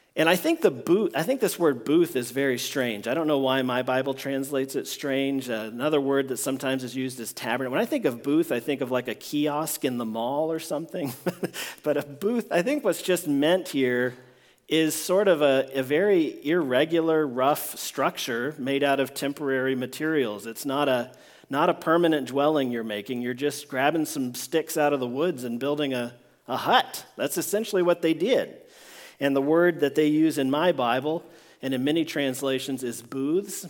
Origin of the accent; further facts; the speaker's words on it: Washington, District of Columbia, United States; I grew up in Washington, D C